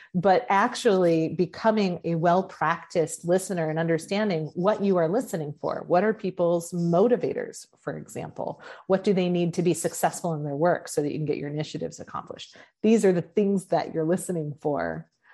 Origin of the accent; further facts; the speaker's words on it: Oregon, United States; moved away; also born or lived in Texas; my home state of Oregon and I was still living in Texas